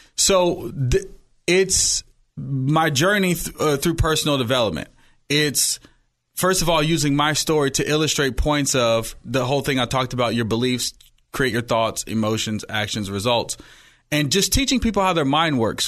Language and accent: English; Oakland, California, United States; also born or lived in Hayward; I was born in Hayward, raised in Oakland